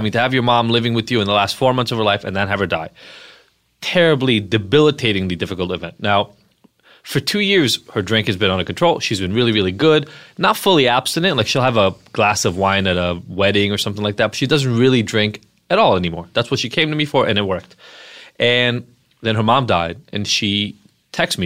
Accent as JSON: {"language": "English", "country": "Israel", "moved": "yes", "said": "I'm from Israel originally."}